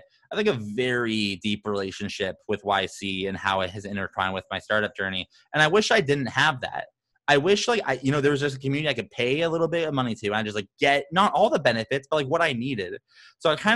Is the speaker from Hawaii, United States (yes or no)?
no; Phoenix, Arizona, United States; I'm this guy from Phoenix